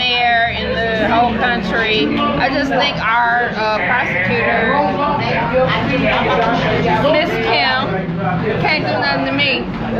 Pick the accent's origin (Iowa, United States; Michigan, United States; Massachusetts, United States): Michigan, United States; Detroit; now in Texas, United States; I'm from Detroit, Michigan.